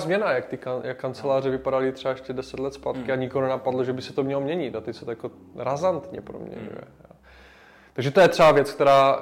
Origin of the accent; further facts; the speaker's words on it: Havířov, Moravian-Silesian Region, Czechia; moved away as an adult; also born or lived in Prague; now in Olomouc, Czechia; pocházím z Havířova, kde jsem vyrůstal